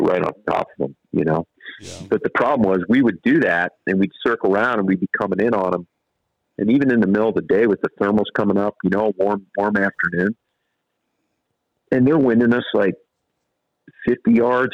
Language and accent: English; Ohio, United States; moved away; I grew up in Ohio